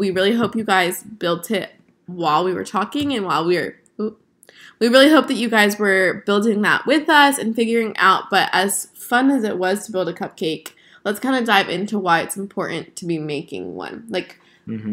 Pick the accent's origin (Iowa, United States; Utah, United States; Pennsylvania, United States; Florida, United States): Florida, United States; South; I grew up in South Florida.